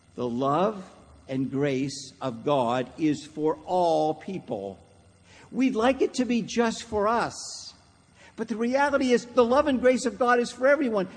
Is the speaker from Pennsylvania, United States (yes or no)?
yes; Pittsburgh, Pennsylvania, United States; growing up in Pittsburgh, Pennsylvania